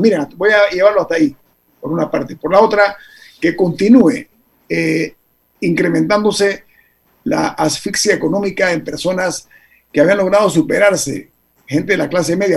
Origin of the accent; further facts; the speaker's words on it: Panama; todos somos panameños